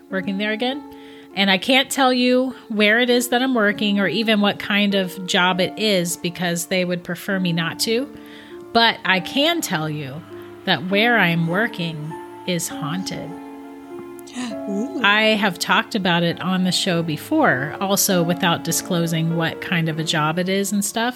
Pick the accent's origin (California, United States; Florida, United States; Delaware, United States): Florida, United States; I'm from Florida too